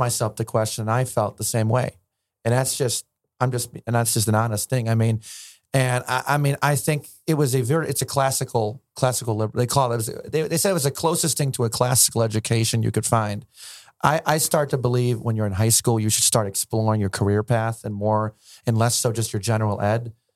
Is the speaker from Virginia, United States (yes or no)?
yes; Alexandria, Virginia, United States; I grew up in Virginia.